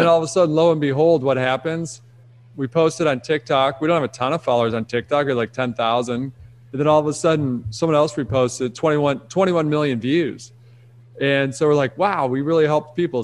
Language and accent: English; Rochester, Michigan, United States; I grew up in Detroit, outside of Detroit